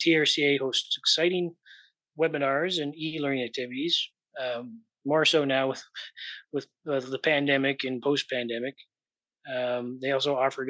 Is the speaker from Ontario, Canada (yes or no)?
yes; Pickering, Ontario, Canada; moved away; also born or lived in Toronto; when I was growing up in Pickering, which is on the east end of their jurisdiction